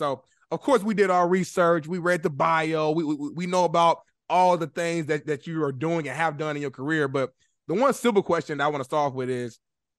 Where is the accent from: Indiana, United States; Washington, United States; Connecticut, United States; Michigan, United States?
Indiana, United States; Indianapolis; moved away as an adult; now in Los Angeles, United States; I'm in L.A. now. I'm from Indianapolis, but I'm in L.A. now. Been out here for about 5 years now, so. Even though I've been out here for a minute, I live here.